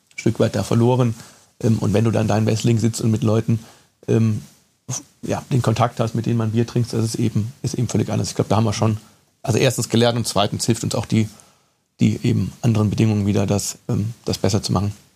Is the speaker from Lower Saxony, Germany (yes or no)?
no; Cologne, North Rhine-Westphalia, Germany; Ich bin gebürtiger Kölner